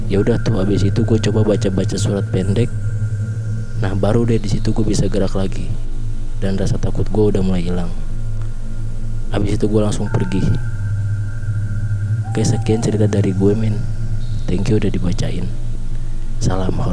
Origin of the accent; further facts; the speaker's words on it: Bogor, West Java, Indonesia; Umur gue 18 tahun. Asal gue dari Bogor.